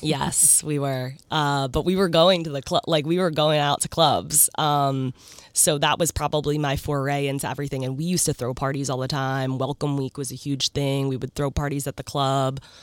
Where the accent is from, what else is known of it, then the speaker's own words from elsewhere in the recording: New Jersey, United States; moved away as an adult; now in New York, United States; I grew up in South Jersey